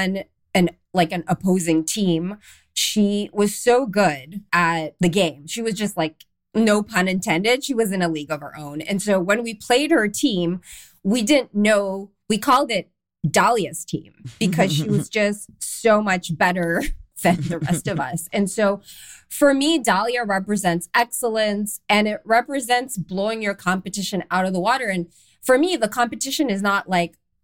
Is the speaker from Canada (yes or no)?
yes; Canada; moved away as an adult; also born or lived in London, England / Amsterdam, Netherlands; I'm Canadian. I grew up in Canada, but I moved to London, England